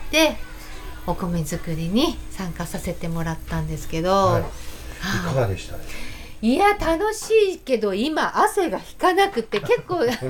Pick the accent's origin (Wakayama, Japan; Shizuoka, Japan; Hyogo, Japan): Hyogo, Japan; Itami; moved away; also born or lived in Takarazuka / Tokyo; 私は兵庫県の伊丹市出身なんですけど